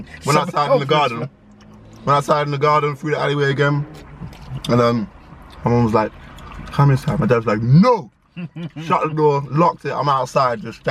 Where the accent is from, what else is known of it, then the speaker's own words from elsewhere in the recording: London, United Kingdom; growing up in London, in the inner city